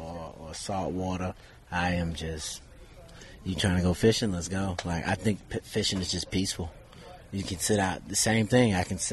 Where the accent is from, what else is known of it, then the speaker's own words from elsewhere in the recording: Florida, United States; rep Florida. I represent Florida. So it's just like a bonus being able to represent and play in my home state